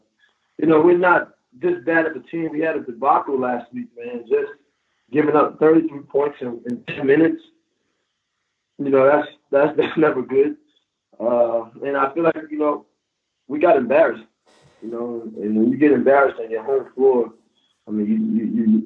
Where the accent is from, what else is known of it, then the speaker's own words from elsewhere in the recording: United States; moved away as an adult; now in Turkey; growing up in the States